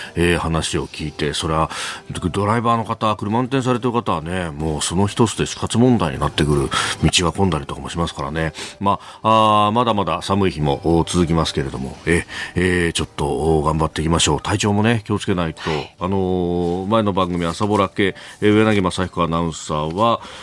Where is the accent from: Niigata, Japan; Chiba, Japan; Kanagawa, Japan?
Kanagawa, Japan; Yokosuka; also born or lived in Yokohama; 横須賀で育って大学が横浜でありました